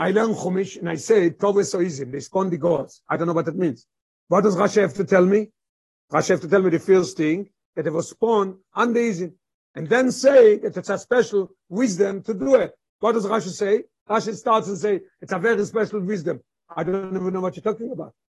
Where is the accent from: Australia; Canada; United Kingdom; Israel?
Israel; Um, I even as an Israeli, I accept it.